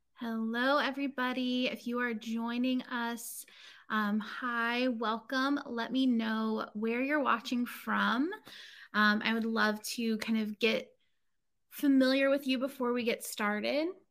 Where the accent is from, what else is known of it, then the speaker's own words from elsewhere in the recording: Inverness, Florida, United States; moved away; also born or lived in Chicago; I grew up or I lived for several years as a kid um, in this place called Inverness, Florida